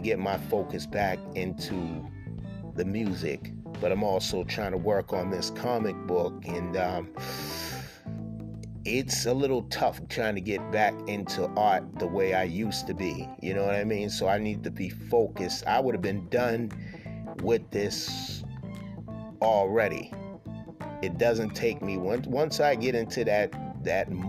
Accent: Boston, Massachusetts, United States; I'm born and raised here in Boston

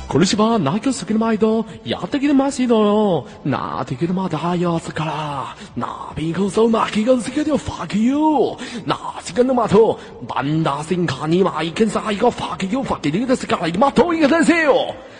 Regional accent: Inner Mongolia, China; 我家内蒙古的

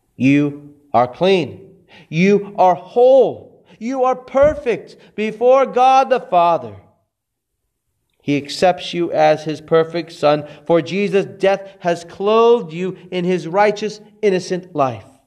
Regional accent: Texas, United States; my hometown in Texas

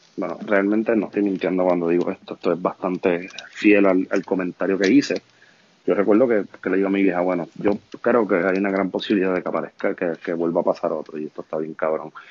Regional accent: Vega Baja, Puerto Rico; por suerte soy de Vega Baja

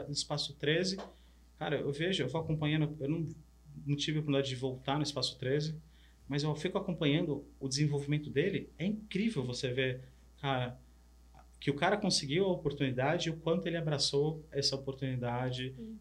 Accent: São Paulo, Brazil; also born or lived in Paraná, Brazil; eu sou do interior do Paraná, mas vim para São Paulo criança, mas todas as férias escolares de julho e final de ano voltava para a fazenda dos avós, no Paraná

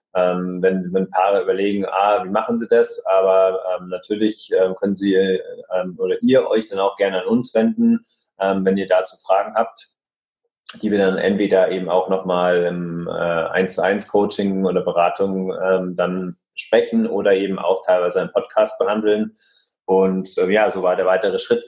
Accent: area of Munich, Bavaria, Germany; wir kommen äh, ja aus der Gegend von München

